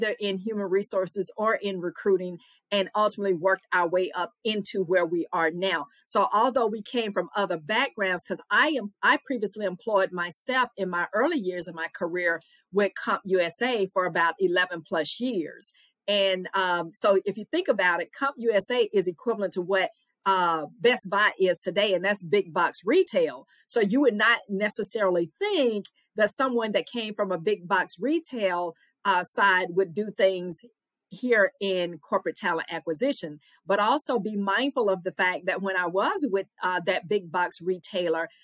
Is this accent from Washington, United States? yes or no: no; Louisiana, United States; accent: Southern; moved away as an adult; also born or lived in Mississippi; Louisiana girl by way of Mississippi